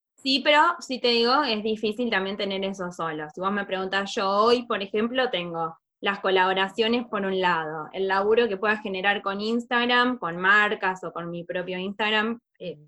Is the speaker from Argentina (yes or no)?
yes; southern Córdoba, Argentina; moved away as an adult; now in Buenos Aires, Argentina; yo soy del, sur de Córdoba, de la me vine a estudiar a Buenos Aires